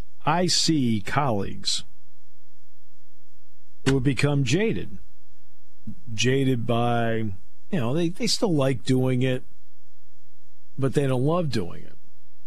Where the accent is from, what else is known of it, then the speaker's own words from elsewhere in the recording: Brooklyn, New York, United States; I grew up in Brooklyn, and I could walk to Ebbets Field.